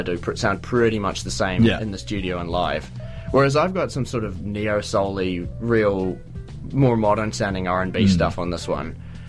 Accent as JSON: {"language": "English", "country": "United States", "moved": "yes", "said": "I'm originally from the US, if you can't tell by my accent"}